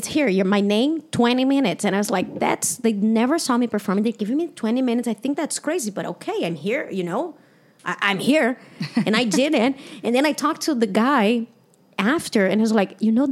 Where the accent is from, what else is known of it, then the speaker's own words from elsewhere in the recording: Brazil; English is a second language; moved away as an adult; also born or lived in Toronto / United States; I'm from Brazil. I grew up as a woman in Brazil.